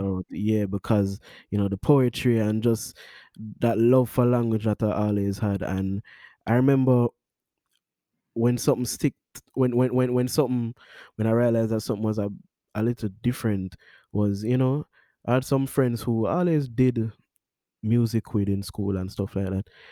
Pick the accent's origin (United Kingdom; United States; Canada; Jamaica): Jamaica; Kingston; I'm from Kingston, Jamaica, Stony Hill, one place I ever born and grow